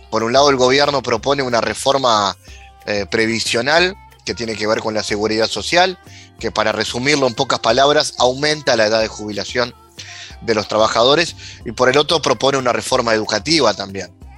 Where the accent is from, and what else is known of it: Uruguay